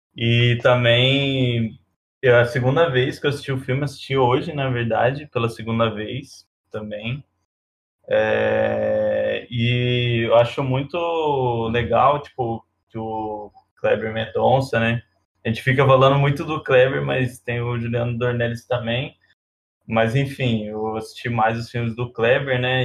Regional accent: Alfenas, Minas Gerais, Brazil; now in São Carlos, Brazil; Eu moro em São Carlos, mas sou de Alfenas, uma cidade muito pequena

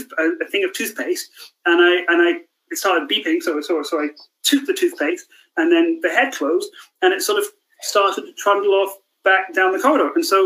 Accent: Scotland, United Kingdom; growing up in Scotland, even, I was always highly aware of it.

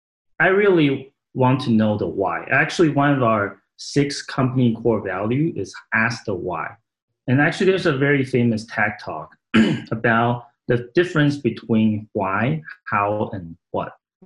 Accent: Saratoga, California, United States; English is a second language; I grew up in Northern California in a little town called Saratoga, California.

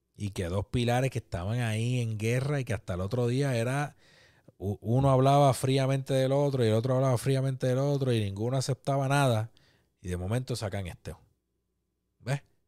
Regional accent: Puerto Rico; nosotros como puertorriqueños

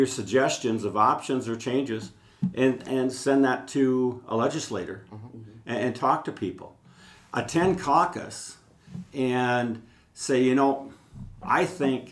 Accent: Olmsted County, Minnesota, United States; growing up on the farm, growing up in Olmsted County

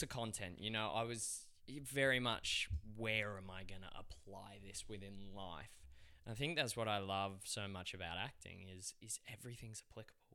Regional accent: Australia; accent: Aussie; They'd love my accent, the Aussie guy

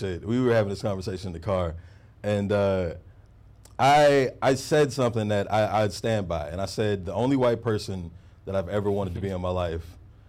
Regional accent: Houston, Texas, United States; moved away; I'm from Houston.

